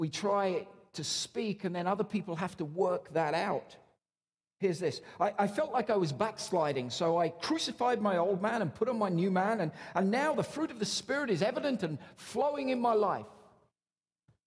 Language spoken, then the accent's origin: English; Newcastle upon Tyne, North East England, United Kingdom; moved away as an adult; now in Canada